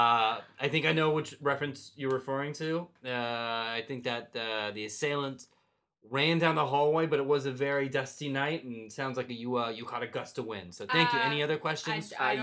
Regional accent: Philadelphia, Pennsylvania, United States; I'm from Philadelphia. I take 4th to Maine, and then I catch a Broadway show, and I go back to my home of Philly.

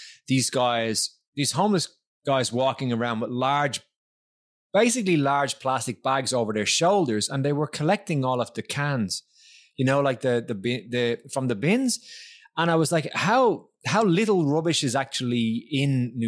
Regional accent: Ireland; moved away; when I was growing up in Ireland

